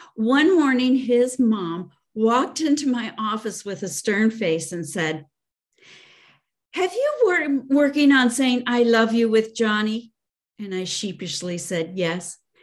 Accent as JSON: {"language": "English", "town": "Chicago", "region": "Illinois", "country": "United States", "tie": "born or raised there", "said": "I grew up in the Chicago area"}